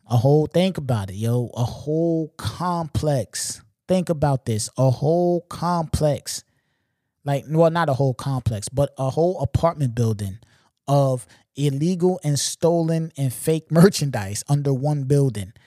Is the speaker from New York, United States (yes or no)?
yes; Long Island, New York, United States; I'm not from New York City. You know what I'm saying? I'm from L